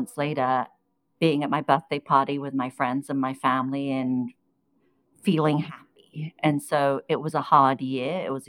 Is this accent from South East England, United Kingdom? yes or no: no; London, United Kingdom; English is a second language; moved away as an adult; also born or lived in Iran; now in New York, United States; So I spent my time growing up in the UK. I remember showing up to school at the age of seven. I didn't speak a word of English